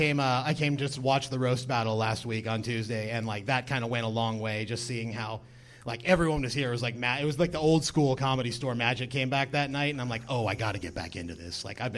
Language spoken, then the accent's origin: English; California, United States; Orange County.